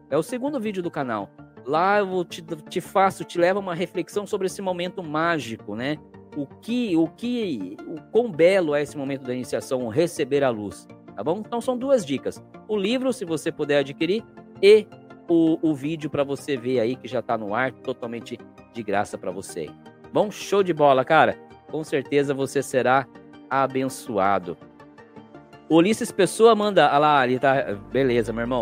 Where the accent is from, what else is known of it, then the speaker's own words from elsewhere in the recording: Cananéia, São Paulo, Brazil; Eu sou de Cananéia, litoral sul, tá? é uma ilha